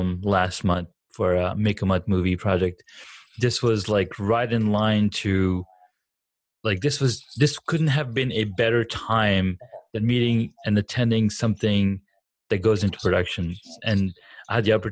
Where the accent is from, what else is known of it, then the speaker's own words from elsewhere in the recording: Saudi Arabia; moved away; we grew up back in the Saudis